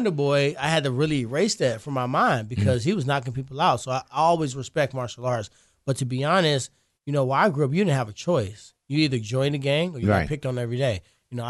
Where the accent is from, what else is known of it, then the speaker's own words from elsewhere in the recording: Ferguson, Missouri, United States; I'm from Ferguson.